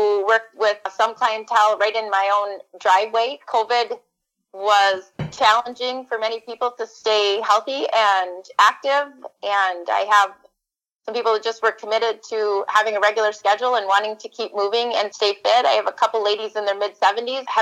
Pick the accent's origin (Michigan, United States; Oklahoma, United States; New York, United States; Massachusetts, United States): Michigan, United States; Upper Peninsula; moved away as an adult; also born or lived in Grand Rapids area, Michigan; now in mid-Michigan, United States; I grew up in the Upper Peninsula